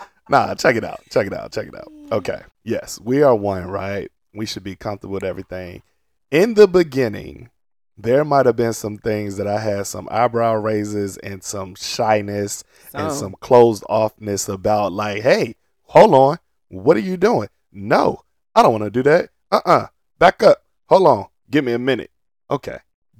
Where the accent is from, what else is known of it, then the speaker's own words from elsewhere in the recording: Portsmouth, Virginia, United States; I grew up in Portsmouth, Virginia.